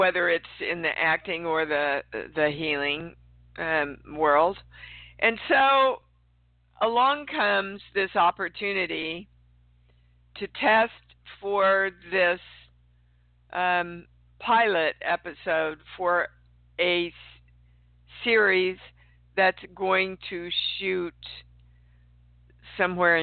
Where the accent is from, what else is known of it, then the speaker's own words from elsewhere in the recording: Kansas City, Kansas, United States; moved away; Kansas City, Kansas is my hometown